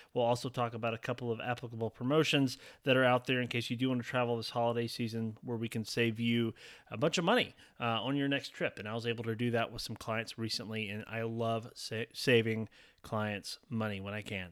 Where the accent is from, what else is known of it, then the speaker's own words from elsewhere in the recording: Alabama, United States; also born or lived in Georgia; residents of Alabama, so my home state